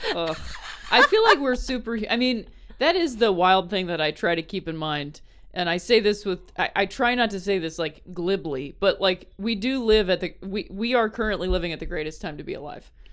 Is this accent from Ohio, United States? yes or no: yes; Akron, Ohio, United States; moved away as an adult; also born or lived in South Bend, Indiana / Chicago; I was born and raised in Akron